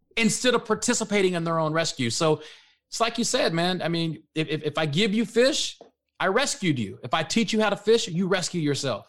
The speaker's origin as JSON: {"language": "English", "area": "Dallas-Fort Worth area", "region": "Texas", "country": "United States", "said": "I'm from the Dallas, Fort Worth area"}